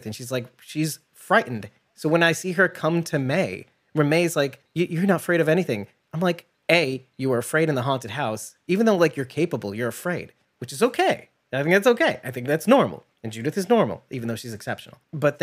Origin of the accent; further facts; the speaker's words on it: New York, United States; I'm a New Yorker